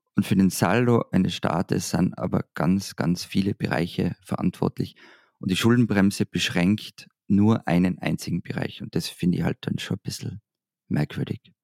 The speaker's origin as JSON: {"language": "German", "country": "Austria", "said": "Als Österreicher"}